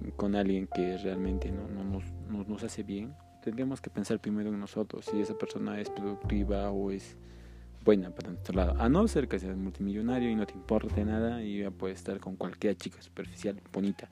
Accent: Peru; que soy de Perú

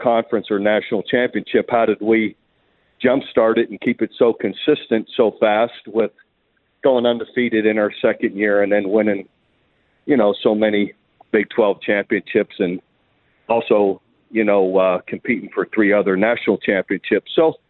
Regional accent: Youngstown, Ohio, United States; Oh, it was fantastic. Just the old steel mill town, you know, old neighborhoods.

